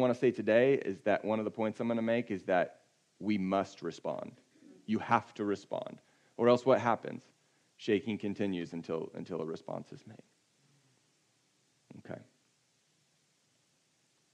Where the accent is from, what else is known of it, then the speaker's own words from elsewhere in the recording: California, United States; I'm from California